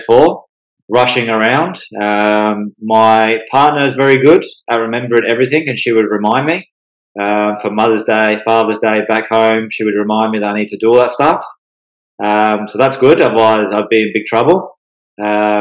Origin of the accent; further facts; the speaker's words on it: England, United Kingdom; now in Australia; I'm also from England